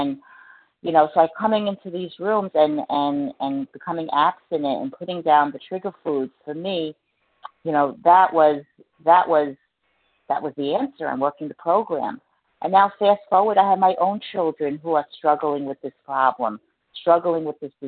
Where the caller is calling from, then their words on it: New Jersey, United States; I'm recovered from New Jersey.